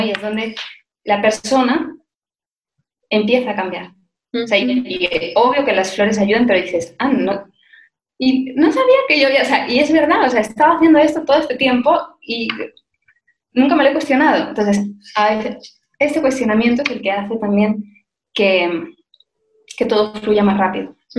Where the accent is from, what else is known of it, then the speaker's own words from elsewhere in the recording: Spain; moved away; also born or lived in Madrid; soy española, se me nota muchísimo